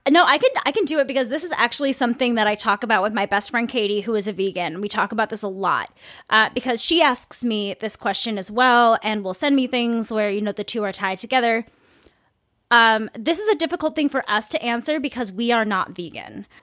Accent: Saint Paul, Minnesota, United States; I'm from the Midwest, I'm from Minnesota, I am from a city that is very, very metropolitan.

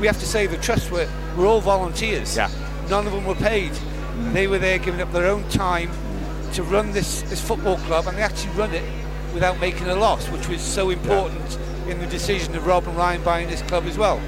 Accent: North Wales, United Kingdom; also born or lived in Wrexham; I was born in Wrexham, but I've never lived in Wrexham. I was a North Wales lad. I lived maybe 50 miles away from Wrexham

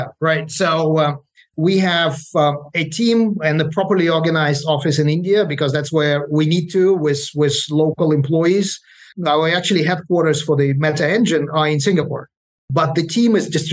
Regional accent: Ukraine; moved away; I'm originally from Ukraine

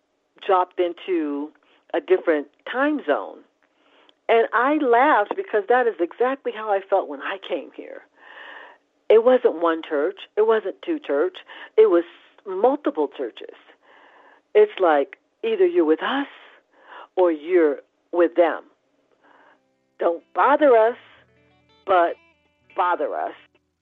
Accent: California, United States; I came from California, which in their own way, the Californians were even more open and friendly.

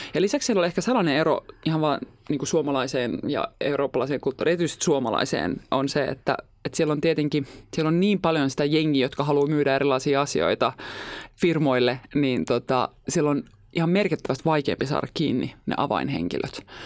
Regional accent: Helsinki, Uusimaa, Finland; Mä oon ihan Helsingistä

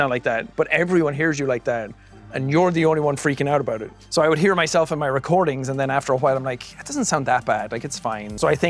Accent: Ireland; accent: Irish; what's the most stereotypical Irish thing I can think of? My accent has shifted quite a bit since I started. I'm way more American sounding than I used to be.

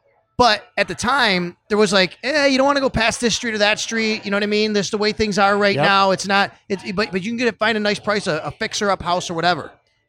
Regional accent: Cheektowaga, New York, United States; moved away as an adult; also born or lived in Florida; now in Buffalo, United States; I grew up in Cheektowaga, but you know. It's funny, when people ask me where I live, I say Elmwood Village West Side area, because I'm actually kind of right in the between.

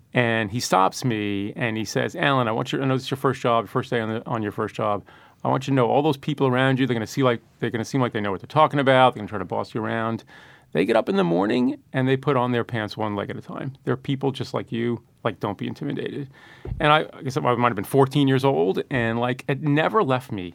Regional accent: New York City, New York, United States; born or raised there

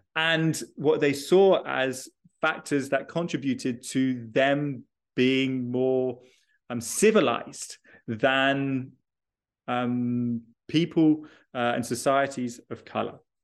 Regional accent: United Kingdom; moved away; I am originally British, uh, and I did almost schooling, uh, in the U K

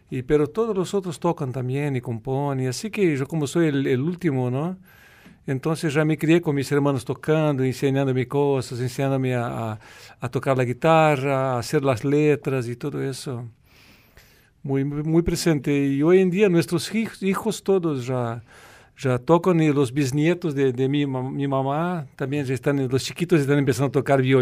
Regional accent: South Brazil, Brazil; nieve ahí, sí, en el sur de Brasil, en como dice Morgado, en la, serra, ¿no? en la montaña. Y nosotros vivimo

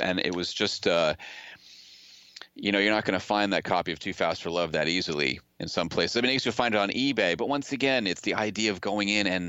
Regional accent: Massachusetts, United States; The funny thing is like I growing up outside of Boston, I I never really I came to NYU and I didn't have the same attachment.

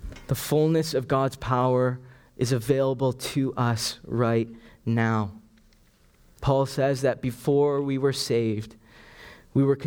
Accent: Canada; also born or lived in Sri Lanka; I was born in Sri Lanka, and it was only when I was 5 that my family moved here to Canada.

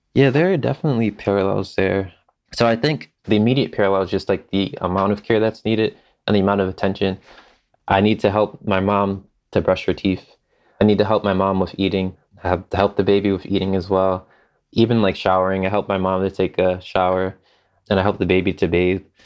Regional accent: Philadelphia, Pennsylvania, United States; I'm from Philadelphia

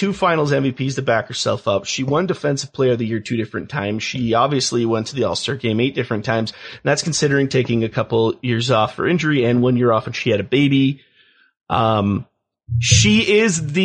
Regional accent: California, United States; growing up in California

